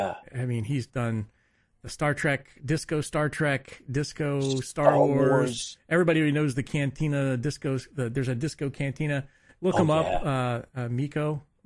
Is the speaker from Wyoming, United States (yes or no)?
yes; Casper, Wyoming, United States; I grew up in Casper, Wyoming.